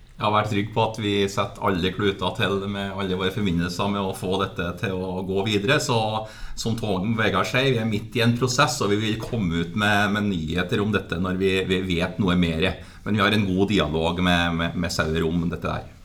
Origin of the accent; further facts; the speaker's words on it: Steinkjer, Trøndelag, Norway; accent: Trønder; der jeg vokste opp, eh, i Steinkjer kommune